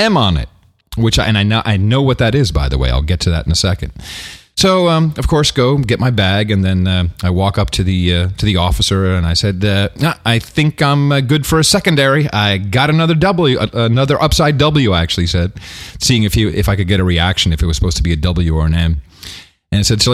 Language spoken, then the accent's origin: English; United States; I'm American